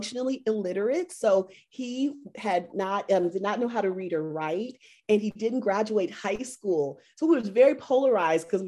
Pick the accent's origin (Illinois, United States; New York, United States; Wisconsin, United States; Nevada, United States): Nevada, United States; Las Vegas; moved away; I'm from Vegas, where there's not a lot of people who are going to college.